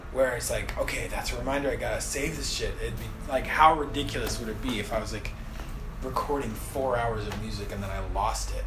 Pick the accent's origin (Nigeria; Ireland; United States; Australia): United States; I'm from the U.S.